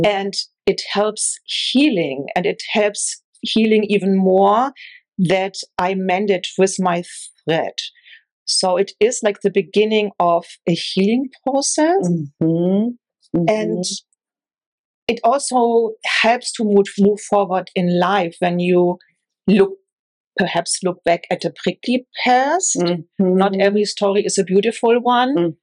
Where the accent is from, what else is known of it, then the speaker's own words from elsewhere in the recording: Northern Germany, Germany; moved away; I grew up in Northern Germany